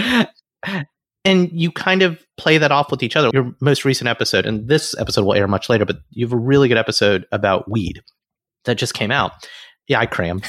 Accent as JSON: {"language": "English", "region": "Alabama", "country": "United States", "tie": "born or raised there", "moved": "yes", "said": "I grew up in the South"}